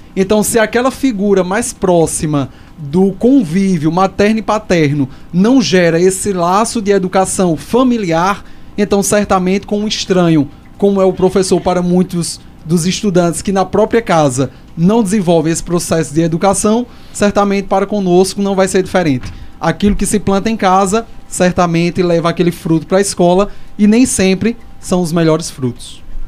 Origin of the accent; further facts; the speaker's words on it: Brazil; Eu vivi minha vida toda lá no Salgado